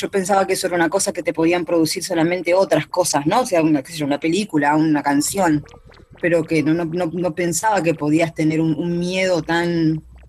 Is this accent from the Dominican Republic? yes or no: no; Argentina; elijo Argentina sí, por supuesto, porque es lo que es mi país natal